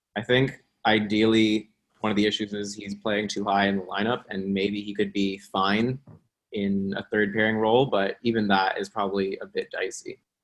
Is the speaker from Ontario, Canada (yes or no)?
yes; Toronto, Ontario, Canada; I'm I'm from Toronto.